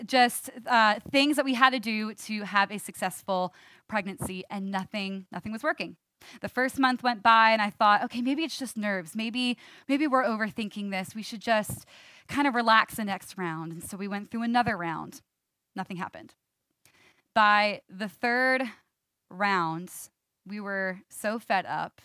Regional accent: New York, United States; I'm a New Yorker, born and raised

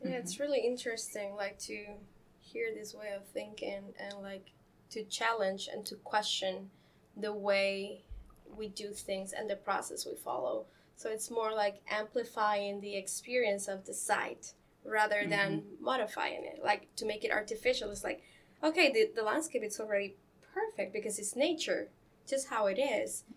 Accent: Mexico; moved away as an adult; now in Columbus, United States; before coming here, I come from Mexico

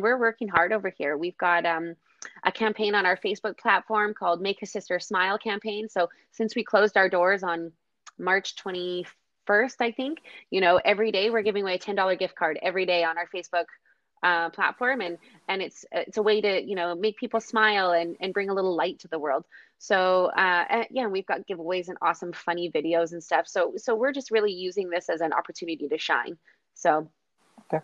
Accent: Kamloops, British Columbia, Canada; also born or lived in Surrey; now in Victoria, Canada; I was born in Surrey, raised in Kamloops, and then moved to the island, and I've been in Victoria ever since.

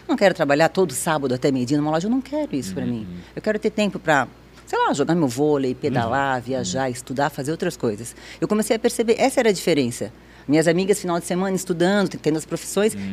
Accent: Blumenau, Santa Catarina, Brazil; Eu nasci aqui em Blumenau, minha mãe é de cidade de Sombrio

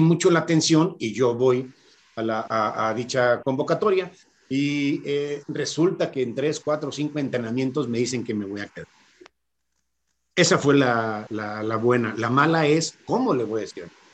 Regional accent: Irapuato, Guanajuato, Mexico; also born or lived in Monterrey; yo soy de, Monterrey de nacimiento, pero de Irapuato de corazón. Yo llegué a las teniendo 11, 12 años aquí.

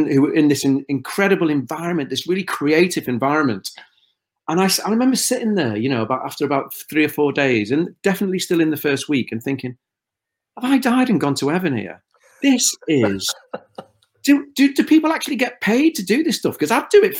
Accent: Liverpool, North West England, United Kingdom; accent: Scouse; I would probably go more Scouse the more pressure I felt in a situation where I felt uncomfortably inferior. I've become even more Scouse

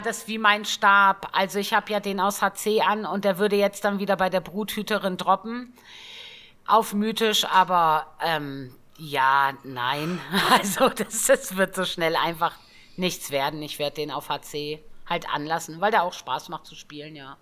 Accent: Northern Germany, Germany; Ich komme ja auch gebürtig aus dem Norden.

